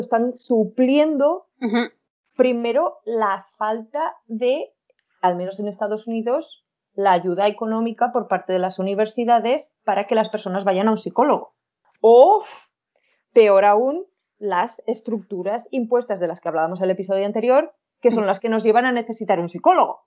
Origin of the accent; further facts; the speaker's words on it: Huesca, Aragon, Spain; accent: Spanish; con mi acento español